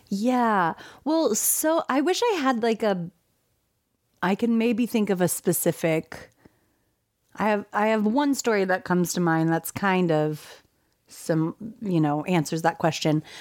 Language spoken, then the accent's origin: English; California, United States; also born or lived in Texas; my family's from Texas, but I was raised in California